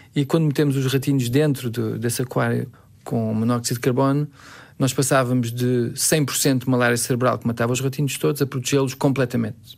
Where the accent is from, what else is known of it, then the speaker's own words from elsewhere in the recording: Belgium; moved away as an adult; also born or lived in Boston, United States; como nasci na Bélgica, ele tornou-se belga, eu tornei-me belga